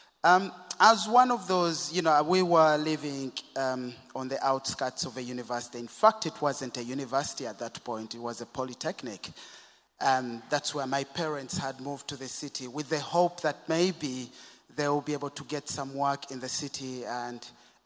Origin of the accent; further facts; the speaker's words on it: Kampala, Central Region, Uganda; I was born and brought up in Kampala in Uganda